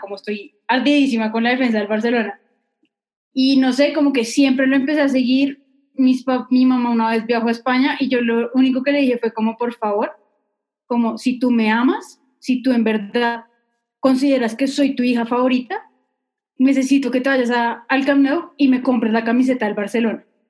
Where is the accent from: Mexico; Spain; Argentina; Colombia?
Colombia; Manizales, Caldas; yo nací en Manizales